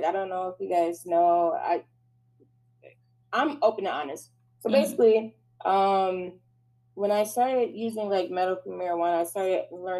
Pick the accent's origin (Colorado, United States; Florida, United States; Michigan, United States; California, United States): Michigan, United States; I'm from Michigan, and as you guys know, I just love to do makeup